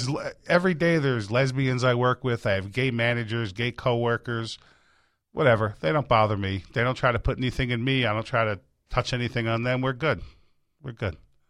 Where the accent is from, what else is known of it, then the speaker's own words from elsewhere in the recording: Middletown, New York, United States; now in Florida, United States; I'm originally from New York.